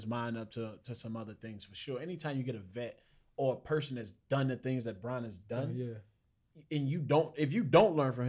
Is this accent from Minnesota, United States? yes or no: no; Chicago, Illinois, United States; I'm from Chicago.